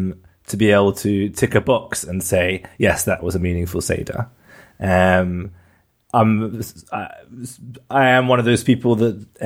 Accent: London, United Kingdom; moved away as an adult; now in Jerusalem, Israel; I'm originally from London, where I was grew up in Bnei Akiva as a madrich

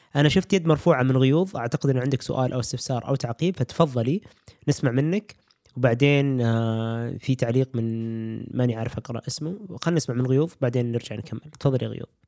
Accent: Saudi Arabia; في السعوديه ما عندنا

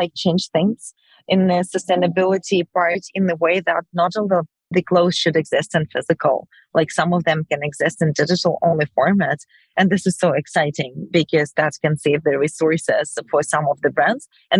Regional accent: Ukraine; moved away; we're both Ukrainian. You probably know that we're coming from Ukraine

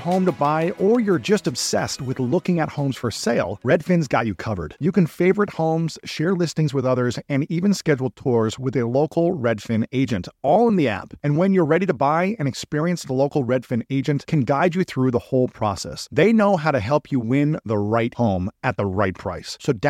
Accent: Columbus, Ohio, United States; my hometown of Columbus, Ohio

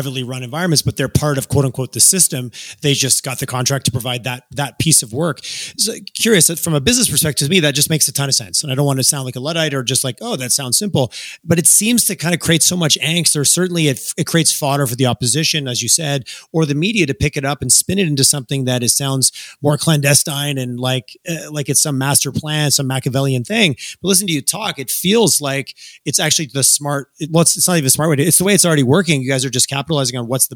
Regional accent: Quebec, Canada; now in Alberta, Canada; I grew up in Quebec during referendums. And when I moved to Alberta

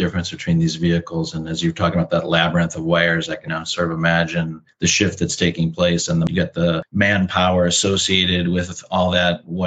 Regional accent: Chicago, Illinois, United States; attended all the auto shows with my father growing up in Chicago

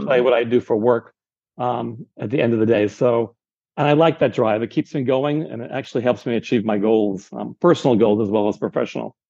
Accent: San Diego, California, United States; moved away; I'm from San Diego, so I have friends and relatives in San Diego

